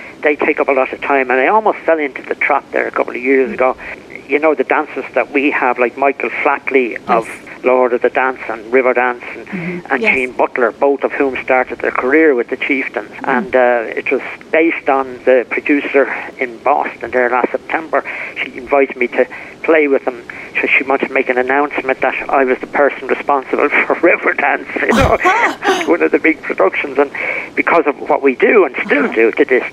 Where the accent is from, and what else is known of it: Ireland